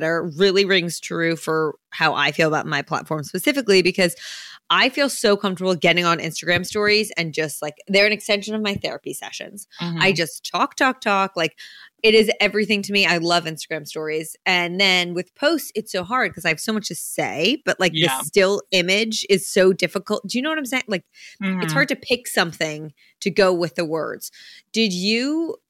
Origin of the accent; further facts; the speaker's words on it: New Jersey, United States; I'm from Jersey